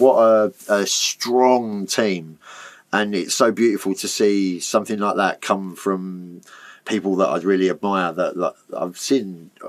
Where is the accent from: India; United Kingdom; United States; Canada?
United Kingdom; Basildon, East of England; I'm from Basildon. I was brought up, like, in a family where my dad was a peddler.